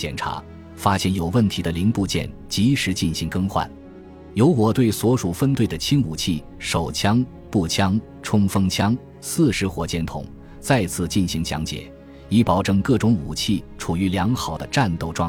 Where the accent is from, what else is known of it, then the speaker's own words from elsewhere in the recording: Maguan, Yunnan, China; 于十二月十八日顺利到达我的家乡文山川马关县八寨镇。